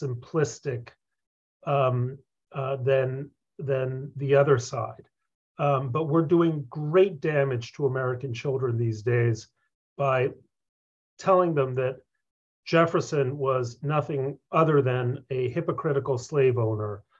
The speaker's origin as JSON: {"language": "English", "country": "Mexico", "tie": "born or raised there", "also_born_or_lived": "Concord, Massachusetts", "moved": "yes", "said": "that's how I wound up growing up in Mexico"}